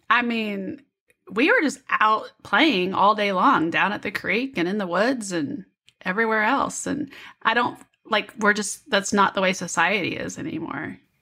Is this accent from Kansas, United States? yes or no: yes; Kansas City, Kansas, United States; I'm from Kansas City, but I'm on the Kansas side.